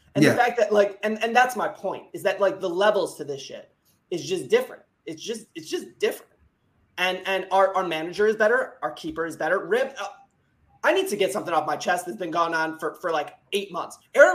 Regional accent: Upper Midwest, United States; accent: Upper Midwest; My accent is what everybody thinks is the American accent. It's the Upper Midwest.

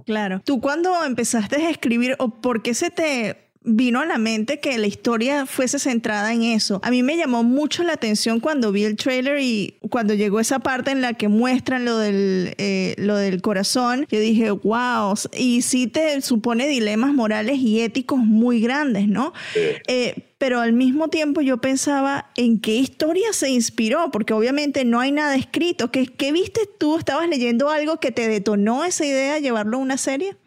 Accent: Venezuela; soy venezolana

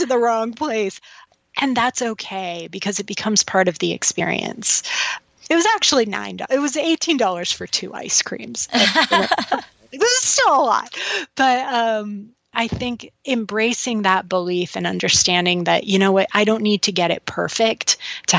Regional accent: United States; as an American and as a white woman

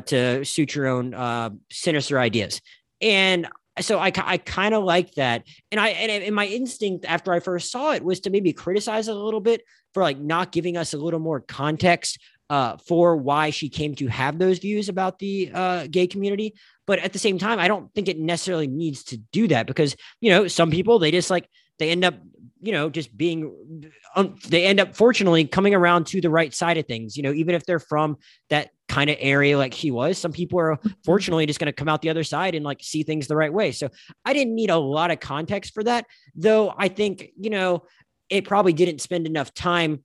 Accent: the Panhandle of Florida, United States; moved away; I'm from the Panhandle of Florida

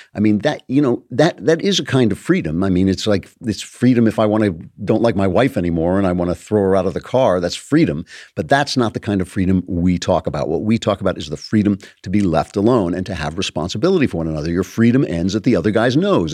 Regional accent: Los Angeles, California, United States; Hollywood, my hometown

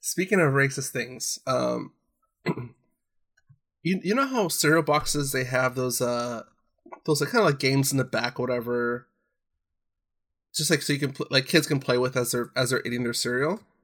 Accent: Orange County, California, United States; growing up in Orange County

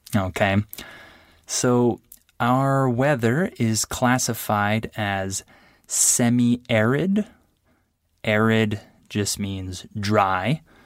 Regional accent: San Diego, California, United States; my hometown, which is San Diego, California

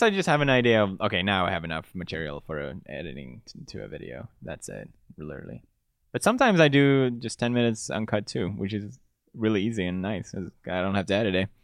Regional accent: Gothenburg, Västra Götaland, Sweden; moved away as an adult; also born or lived in Italy; now in United Kingdom; I grew up in Gothenburg

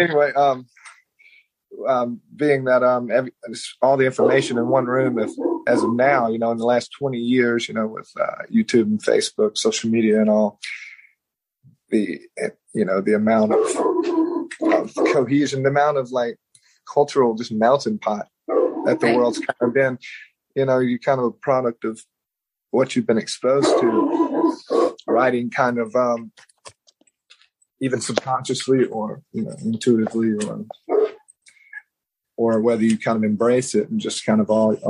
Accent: Mississippi, United States; I'm from South Mississippi and I grew up listening to gangster rap and country music

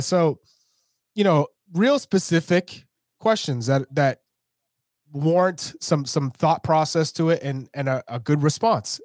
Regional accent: United States; we're American

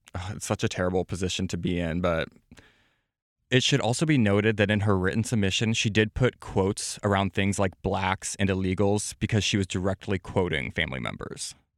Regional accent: Midwest, United States; I come from the Midwest

